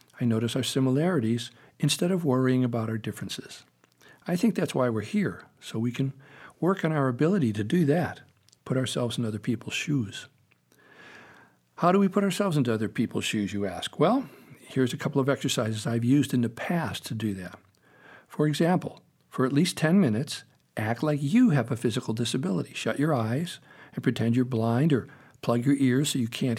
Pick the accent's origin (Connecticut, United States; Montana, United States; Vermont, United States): Connecticut, United States; Meriden; When I was little, growing up in Meriden, Connecticut